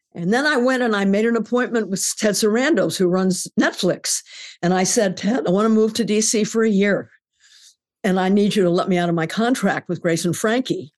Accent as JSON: {"language": "English", "region": "California", "country": "United States", "tie": "born or raised there", "said": "I grew up in California in the forties, and there was never any smog"}